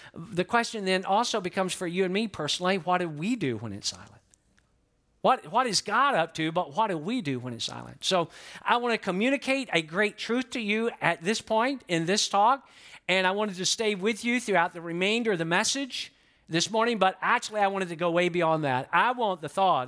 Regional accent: Georgia, United States; now in Florida, United States; I'm from Georgia, but I've been in Florida longer than I ever lived in Georgia

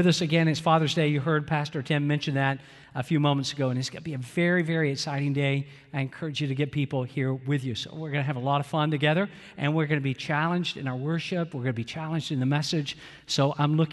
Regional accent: Atlanta, Georgia, United States; also born or lived in Valdosta, Georgia; I grew up in Atlanta, Georgia

